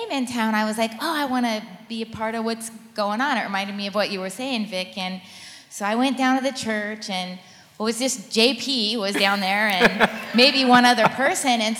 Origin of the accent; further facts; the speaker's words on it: Washington, United States; now in Florida, United States; we're from the same state. We're both from Washington State, which is about as far away from Florida as you can get.